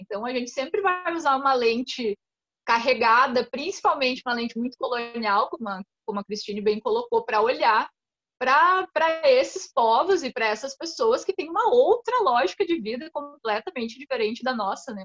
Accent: Rio Grande do Sul, Brazil; o lugar de onde eu venho é de colonização alemã

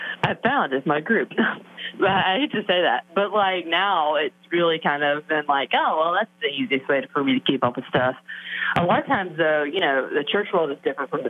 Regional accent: Alabama, United States; now in Brentwood, United States; I grew up in Alabama in a very, very small town and grew up in a very small church

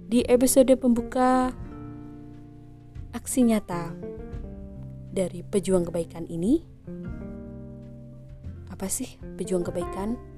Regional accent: East Java, Indonesia; sebagai warga Jawa Timur rasanya kurang afdol jika saya tidak parikan

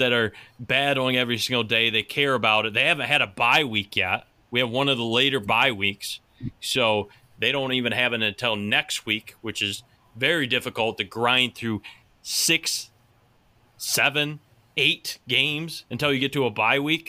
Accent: United States; accent: Pittsburghian, Midwestern, Canadian, Buffalonian; you only live a few hours from Pittsburgh and Midwestern, Canadian, Buffalonian type. Pittsburgh, yeah, it's all in my accent and my phrasing

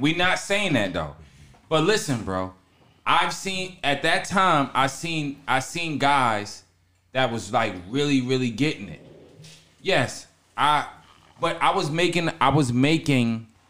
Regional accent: Long Island, New York, United States; I'm from Long Island.

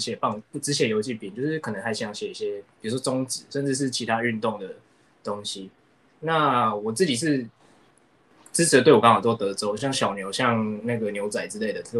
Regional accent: Taiwan; also born or lived in Nagoya, Japan; 我自己小时候看棒球开始是小时候住日本，那那边就是属地主义嘛。我那时候是住名古屋，就是很理所当然支持那个中日东。然后后来搬到台湾，搬回来台湾以后

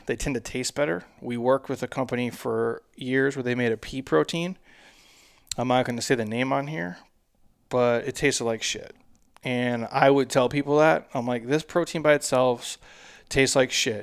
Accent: by the Mississippi River, Midwest, United States; I'm from the Midwest.

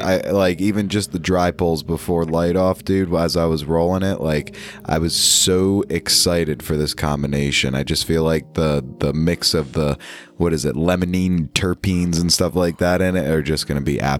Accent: New York, United States; my home state, down in New York City.

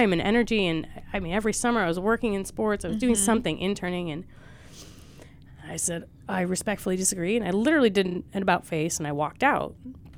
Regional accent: outside Buffalo, New York, United States; moved away; I'm from outside Buffalo, New York

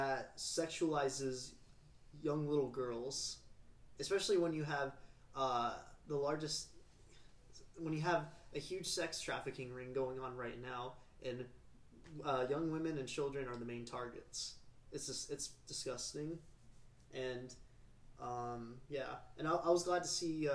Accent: Houston, Texas, United States; I was born and raised in Houston, Texas

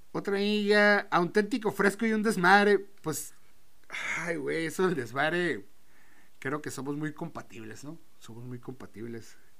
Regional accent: Tijuana, Baja California, Mexico; Soy de Baja California, soy de Tijuana, cabrón. Soy de aquí de Tijuana

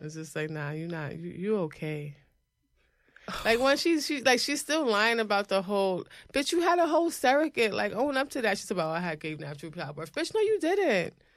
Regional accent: New York, United States; as a New Yorker

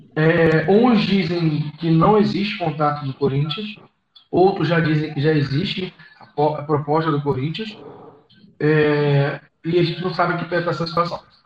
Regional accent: Macaé, Rio de Janeiro, Brazil; a gente é de Macaé, interior do Rio.

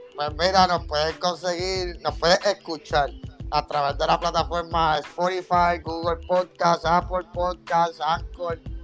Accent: Puerto Rico; somos boricuas

